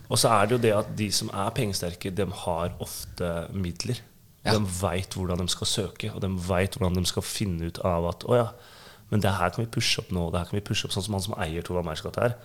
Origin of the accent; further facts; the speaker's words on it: Oslo, Norway; jeg er fra Grünerløkka.